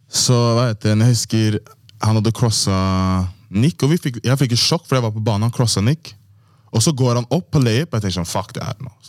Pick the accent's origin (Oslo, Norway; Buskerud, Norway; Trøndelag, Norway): Oslo, Norway; Persbråten; Jeg er fra Persbråten.